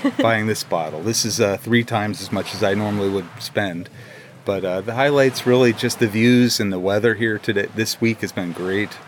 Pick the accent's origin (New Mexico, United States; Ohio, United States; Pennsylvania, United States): Pennsylvania, United States; I'm from Pennsylvania, United States.